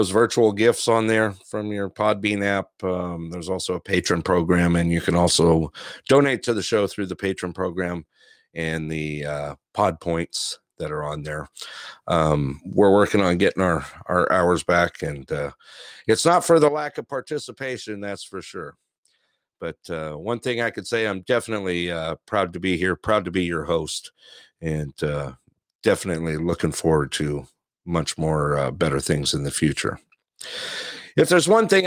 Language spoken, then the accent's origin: English; Big Bear, California, United States; now in Alaska, United States; I grew up, as you guys know, I grew up in a small town. You know, when I grew up in Big Bear, it was, when I first moved there